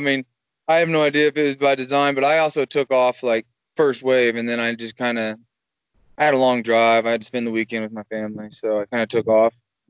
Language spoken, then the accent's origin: English; just south of Kansas City, Missouri, United States; I am from just south of Kansas City in a small town.